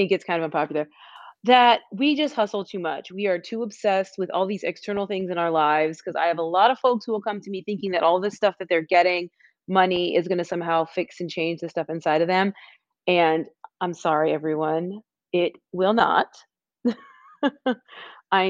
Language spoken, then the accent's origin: English; Anaheim, California, United States; also born or lived in Los Angeles; I was born in Los Angeles. I grew up in Orange County